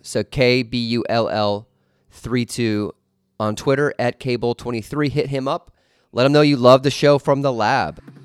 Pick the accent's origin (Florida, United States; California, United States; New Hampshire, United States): California, United States; Los Angeles; my hometown of Los Angeles